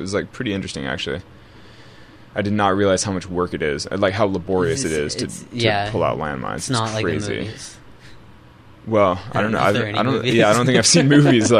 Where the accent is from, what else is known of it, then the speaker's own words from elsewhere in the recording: California, United States; I'm from California, so obviously I'm very Yosemite-centric.